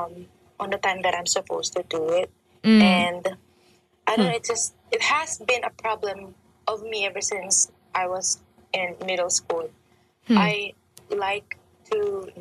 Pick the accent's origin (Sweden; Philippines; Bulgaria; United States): Philippines; I'm from the Philippines